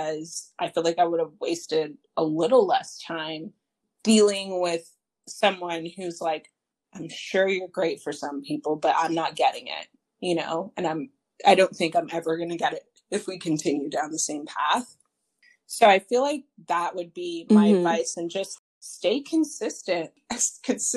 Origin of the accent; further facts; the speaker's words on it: Canada; moved away as an adult; now in United States; I'm coming from Canada